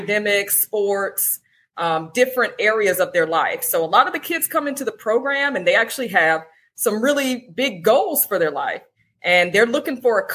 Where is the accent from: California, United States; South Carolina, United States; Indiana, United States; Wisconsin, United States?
South Carolina, United States; now in Atlanta, United States; I'm originally from South Carolina